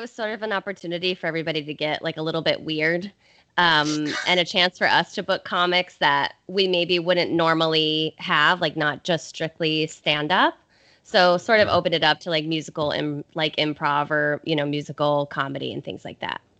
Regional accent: Colorado, United States; I'm from Colorado, so

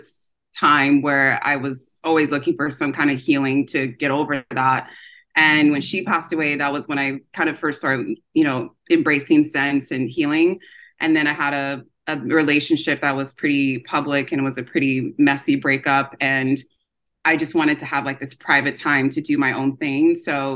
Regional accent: Orange County, California, United States; also born or lived in Los Angeles, United States / Nigeria; I grew up in Orange County in California

